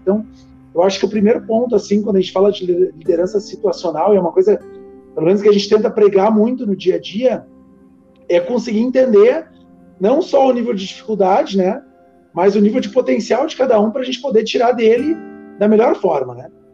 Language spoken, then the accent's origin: Portuguese; Novo Hamburgo, Rio Grande do Sul, Brazil; Eu que sou da região de Novo Hamburgo